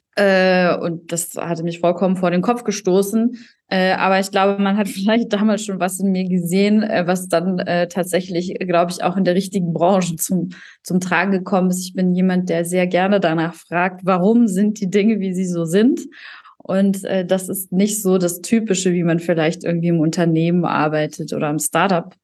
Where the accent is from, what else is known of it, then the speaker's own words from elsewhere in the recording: North Rhine-Westphalia, Germany; moved away as an adult; also born or lived in Paderborn / Düsseldorf; now in Bayreuth, Germany; ich bin eigentlich ein äh, Kind aus NRW